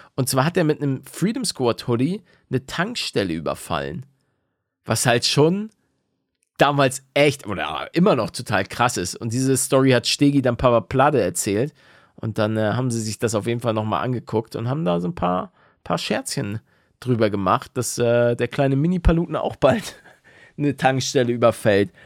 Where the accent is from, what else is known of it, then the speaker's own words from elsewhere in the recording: the North, Northern Germany, Germany; now in Bavaria, Germany; ich komme aus dem Norden